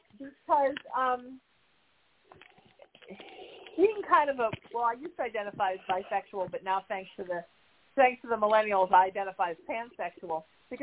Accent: Connecticut, United States; But, you know, when I'm from Connecticut, if you're from New England, Kentucky's the South.

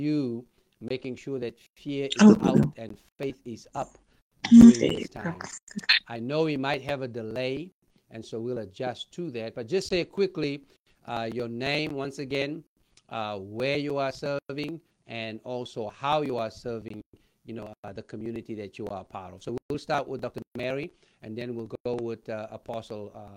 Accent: Johannesburg, Gauteng, South Africa; now in Los Angeles, United States; my hometown of El Dorado Park

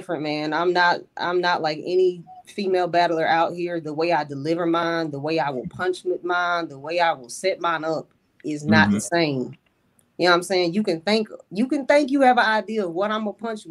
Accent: Kentucky, United States; also born or lived in Charlotte, North Carolina; I'm really from Kentucky

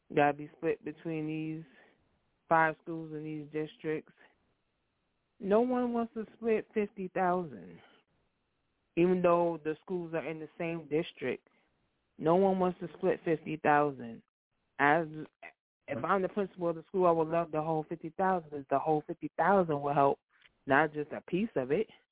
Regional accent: New York, United States; now in New Jersey, United States; I'm from New York and I live in Jersey

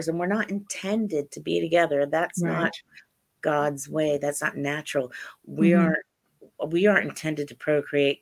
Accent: Central and Southern Ohio, United States; I grew up in Central and Southern Ohio

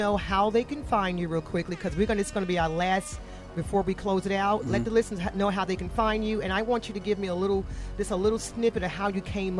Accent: Atlanta, Georgia, United States; I'm actually from Atlanta.

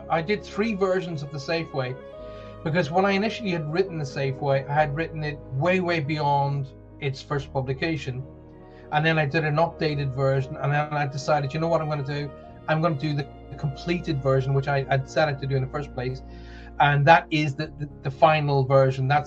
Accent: South West England, United Kingdom; It's …. I'm from Somerset. Uh, people have been going, um, where's Somerset? Somerset is a beautiful county in the south well, kind of south mid southwest of the UK.

